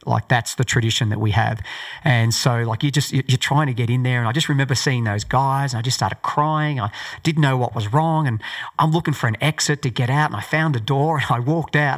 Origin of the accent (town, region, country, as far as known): Australia; born or raised there